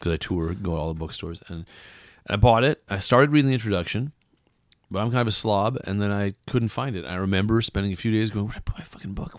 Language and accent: English; West Coast, United States; moved away; also born or lived in Iowa; I'm from the West Coast, and where I grew up, nobody's from there usually.